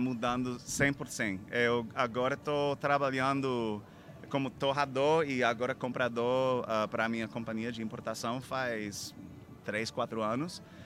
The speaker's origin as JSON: {"language": "Portuguese", "region": "Florida", "country": "United States", "second_language": "Portuguese", "said": "eu venho da, da Flórida, é, Estados Unidos"}